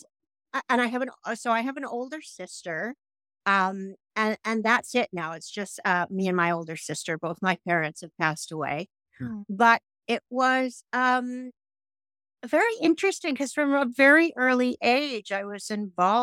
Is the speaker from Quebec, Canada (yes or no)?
no; Toronto, Ontario, Canada; moved away as an adult; also born or lived in Los Angeles, United States; my hometown of Toronto